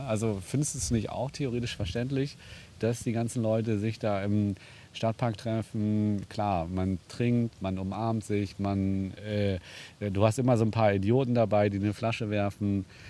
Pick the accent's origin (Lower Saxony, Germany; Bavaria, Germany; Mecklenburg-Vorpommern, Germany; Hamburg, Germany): Hamburg, Germany; wir als Hamburger